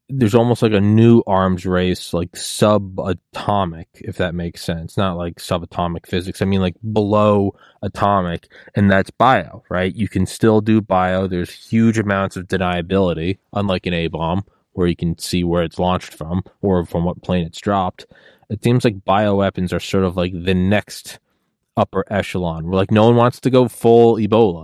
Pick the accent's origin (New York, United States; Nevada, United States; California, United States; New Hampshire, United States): New Hampshire, United States; Portsmouth; I was born in Portsmouth, New Hampshire.